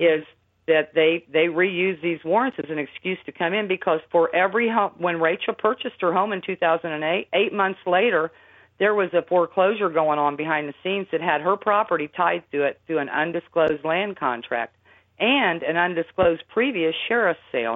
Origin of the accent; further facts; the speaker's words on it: Indiana, United States; I'm from Indiana, and and and I just live in a little plain house